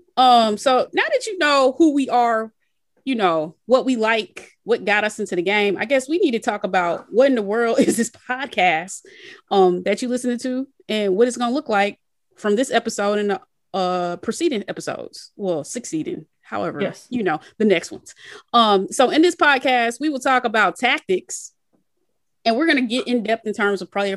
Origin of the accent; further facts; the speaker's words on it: Atlanta, Georgia, United States; now in Southern California, United States; I grew up in Atlanta